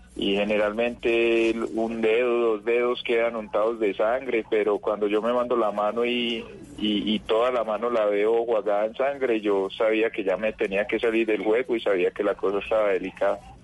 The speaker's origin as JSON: {"language": "Spanish", "town": "Itagüí", "region": "Antioquia", "country": "Colombia", "said": "Yo soy de Itagüí"}